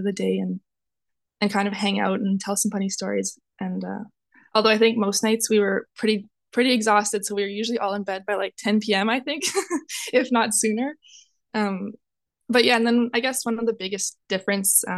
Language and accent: English; Westlock, Alberta, Canada; also born or lived in Edmonton; I'm originally from Westlock, Alberta, which for those of you who don't know, it's a small farming town about an hour north of Edmonton